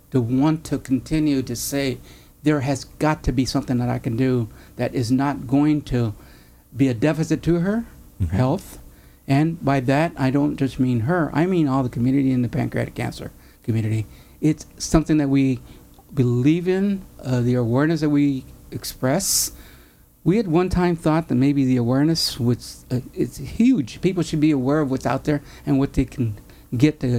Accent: Mexico; I'm not an Irish, but I'm a Mexican Catholic.

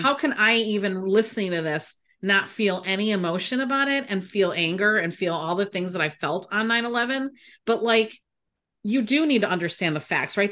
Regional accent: United States; I was born and raised in America

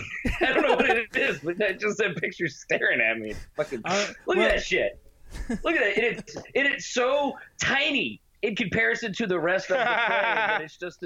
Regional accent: Houston, Texas, United States; we're from Houston

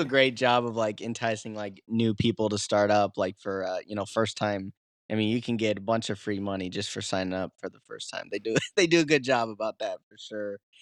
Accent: the Midwest, Iowa, United States; moved away as an adult; now in Catskill Mountains, New York, United States; I'm from the Midwest, but, uh, when I moved out east

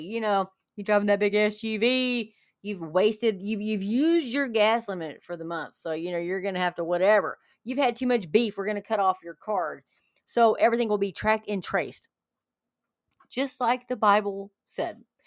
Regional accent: Texas, United States; I'm from Texas

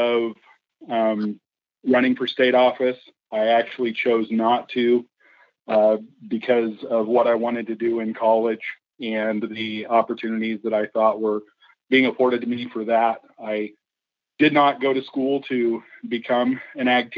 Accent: Klamath Falls, Oregon, United States; I grew up in Klamath Falls.

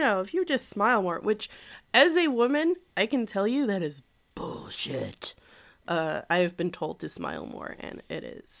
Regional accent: Canada; accent: Canadian; So that is my Canadian accent.

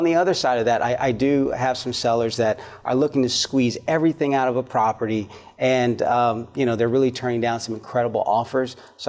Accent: California, United States; now in Georgia, United States; my home state of California

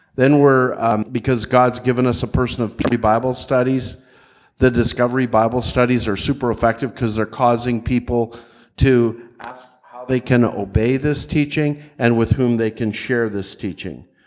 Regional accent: Nashville, Tennessee, United States; I'm from the Nashville area

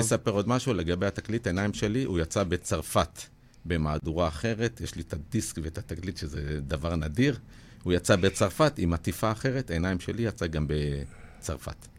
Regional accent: Ashdod, Southern District, Israel; בתור ילד בגיל 14 באשדוד

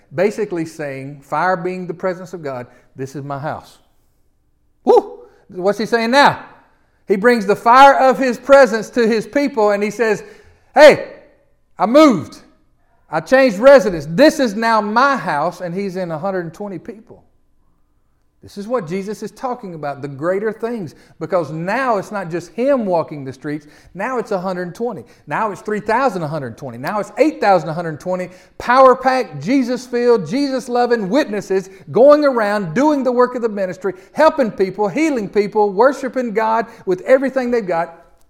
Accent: the South, United States; accent: Southern; us Southerners with all this, how would they know we're from the South?

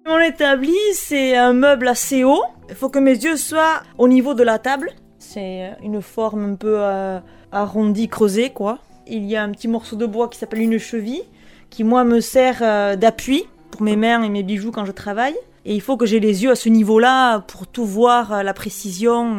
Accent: Bunus, Nouvelle-Aquitaine, France; also born or lived in Baigorri; je suis euh, de Bunus et j'ai monté euh, mon atelier de bijouterie joaillerie à Baigori

